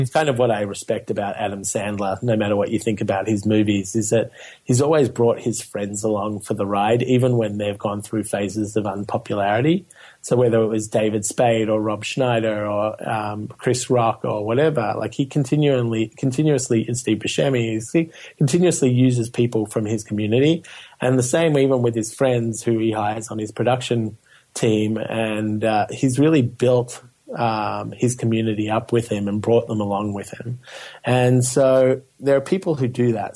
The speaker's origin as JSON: {"language": "English", "town": "Melbourne", "region": "Victoria", "country": "Australia", "tie": "born or raised there", "moved": "yes", "said": "growing up in Melbourne, Australia"}